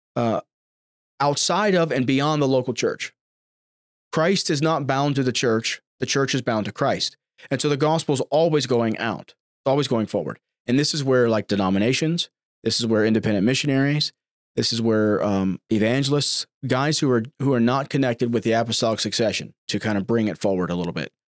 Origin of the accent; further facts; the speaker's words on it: United States; I'm an American. I'm about as American as you can get